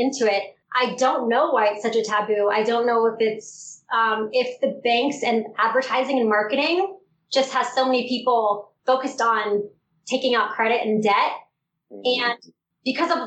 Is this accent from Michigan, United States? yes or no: no; Southern California, United States; I grew up in Southern California.